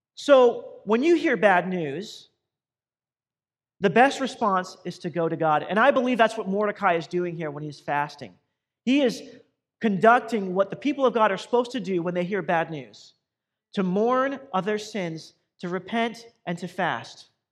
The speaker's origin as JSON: {"language": "English", "town": "Boise", "region": "Idaho", "country": "United States", "tie": "born or raised there", "also_born_or_lived": "Southern California", "moved": "as an adult", "lives_now": "Compton, United States", "said": "I grew up in Boise, Idaho"}